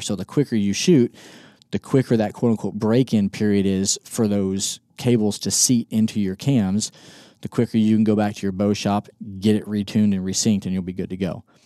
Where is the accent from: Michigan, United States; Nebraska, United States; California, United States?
Nebraska, United States; Northwest Kansas, South Central; moved away as an adult; also born or lived in Colorado Springs, Colorado / Mississippi; I grew up in South Central Nebraska, Northwest Kansas